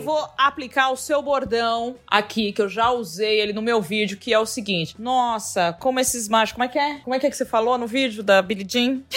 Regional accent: São Paulo, Brazil; uma escolinha lá no Tatuapé Querido, onde eu me criei, lá na Zona Leste.

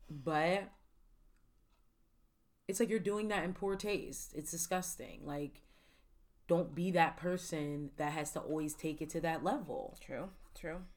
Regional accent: the South, United States; I'm from the South, technically. My parents live down there.

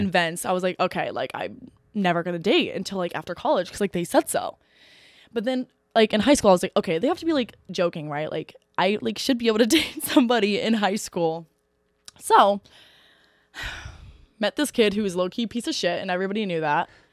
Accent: Eaton, Ohio, United States; I literally live thirty minutes north of Oxford in a town called Eaton

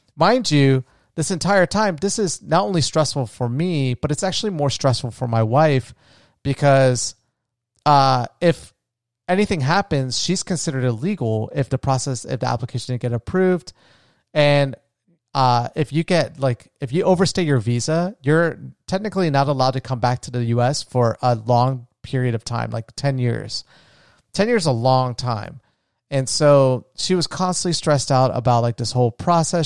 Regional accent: United States; also born or lived in Colombia; I'm first generation American. I was born in the States.

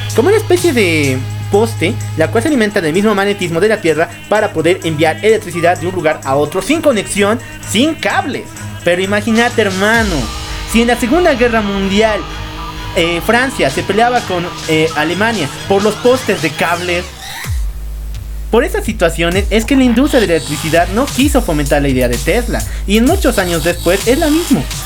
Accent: Bolivia

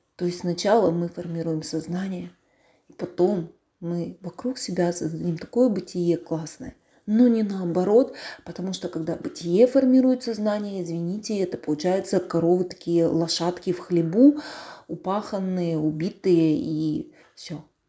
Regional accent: Bely Yar, Russia; откуда я родом, с Белого Яра. То есть это вот рядом с Амаканом.

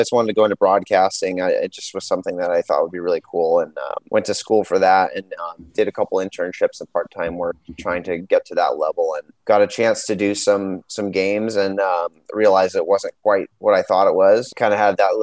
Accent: San Jose, California, United States; moved away as an adult; also born or lived in Washington, D.C.; now in Seattle, United States; my hometown team again in San Jose

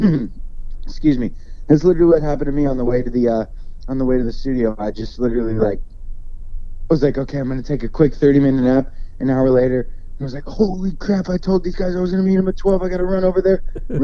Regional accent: Pennsylvania, United States; I'm from Pennsylvania.

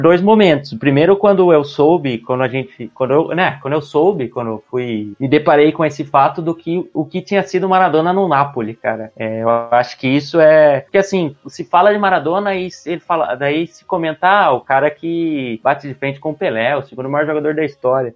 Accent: Brazil; pra gente brasileiro

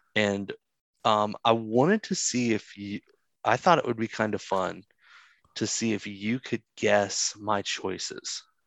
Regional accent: the South, United States; I'm from the South

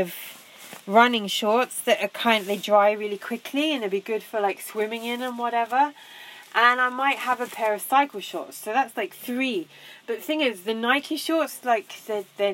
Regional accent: England, United Kingdom; I'm going to be known as the English girl

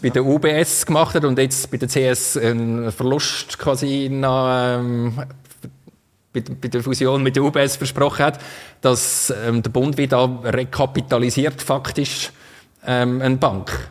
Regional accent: Switzerland; Wir haben einfach den Franken, das ist unser Geld da in der Schweiz

